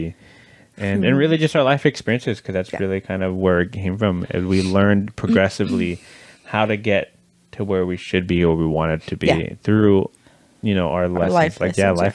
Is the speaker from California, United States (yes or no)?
yes; California, United States; moved away; we grew up in California